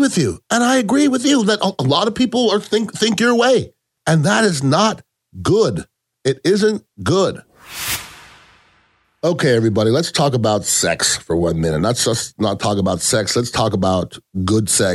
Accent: Canada; now in United States; I was born in Canada. I am an American citizen

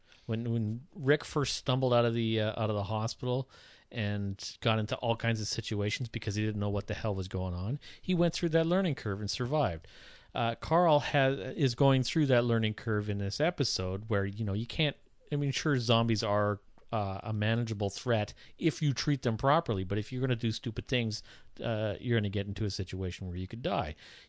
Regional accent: Sault Ste. Marie, Ontario, Canada; When I was growing up in Sault Ste. Marie, my whole life, everywhere I went in the Sioux, I was in my parents' car or in my grandmother's car

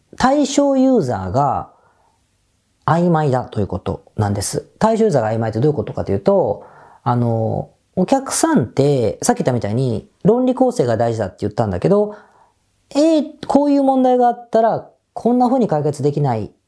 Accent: Kawasaki, Kanagawa, Japan; 僕地元の川崎なんですが、神奈川のね

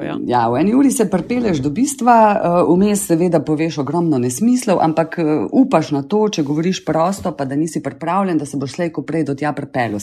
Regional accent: Celje, Savinja, Slovenia; moved away as an adult; also born or lived in Ljubljana; now in Laško, Slovenia; jaz sem v bistvu celjanka, rojena v celju

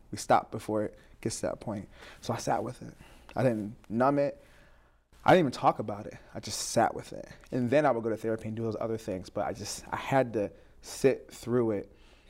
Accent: New Jersey, United States; also born or lived in Spain / New York / Tampa, United States; I was born in Spain, lived in upstate New York, Tampa for 2 years, or a couple years till second grade, Jersey for most of my life.

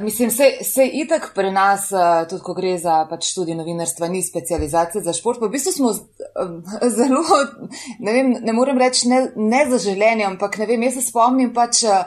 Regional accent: Slovenia; smo pa res noro ponosni na to, pač, da smo iz Slovenije

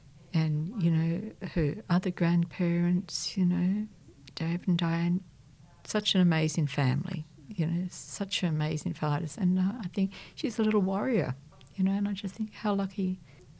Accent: Sydney, New South Wales, Australia; I was born and raised in La Perouse

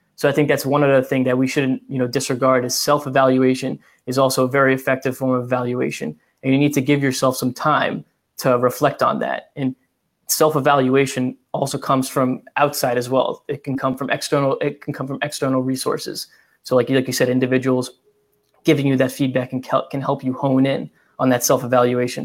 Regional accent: Massachusetts, United States; I'm from Massachusetts and I'm 10 minutes from the Rhode Island border

